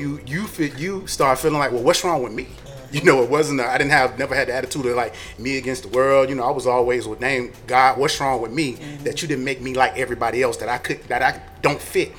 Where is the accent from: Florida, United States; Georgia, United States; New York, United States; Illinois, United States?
Florida, United States; Tampa; I was a young black boy growing up in Tampa.